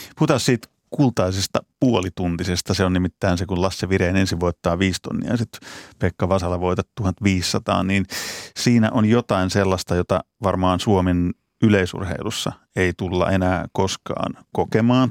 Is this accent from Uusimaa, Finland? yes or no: no; Pori, Satakunta, Finland; mä oon Porista kotoisin